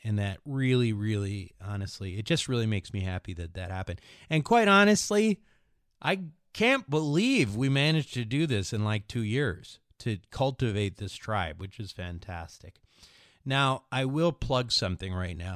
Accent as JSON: {"language": "English", "region": "Minnesota", "country": "United States", "accent": "Midwestern", "said": "speak like a slow Midwestern guy like I am. I'm from Minnesota"}